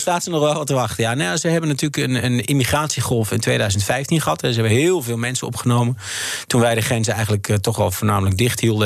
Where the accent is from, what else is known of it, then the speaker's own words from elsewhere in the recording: Netherlands; moved away as an adult; Ik ben een Nederlander